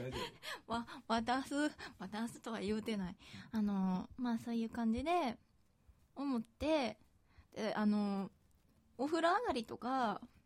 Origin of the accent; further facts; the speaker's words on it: Osaka, Japan; accent: Kansai dialect; 大阪出身だからかわかんないけど